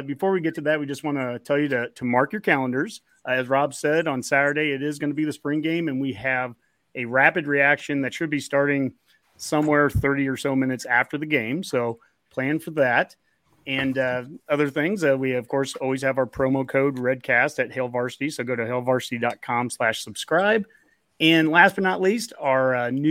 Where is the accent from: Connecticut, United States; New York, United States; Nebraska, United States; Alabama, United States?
Nebraska, United States; Roca; I'm from Roca, just south of Lincoln.